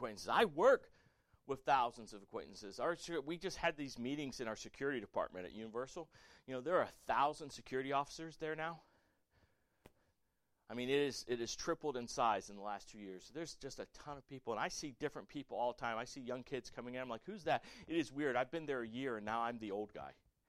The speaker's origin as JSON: {"language": "English", "town": "Port Charlotte", "region": "Florida", "country": "United States", "tie": "born or raised there", "said": "I grew up in Port Charlotte, Florida as a little kid"}